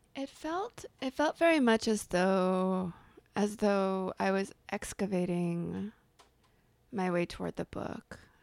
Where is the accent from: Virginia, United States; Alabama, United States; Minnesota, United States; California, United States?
California, United States; on the border of LA and Orange Counties, Southern; moved away as an adult; I grew up in Southern California in a small town on the border, outside of L A, um, on the border of L A and Orange Counties